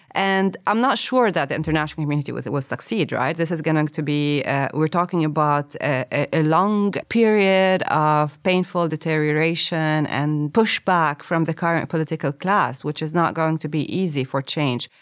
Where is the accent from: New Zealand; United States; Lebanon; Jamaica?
Lebanon; I grew up in Lebanon between the South and, and, and, uh, Beirut